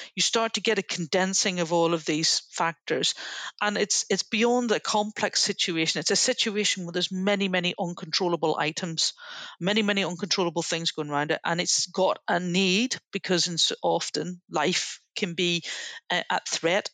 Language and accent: English; Northern Ireland, United Kingdom; moved away; I grew up in Northern Ireland during the Troubles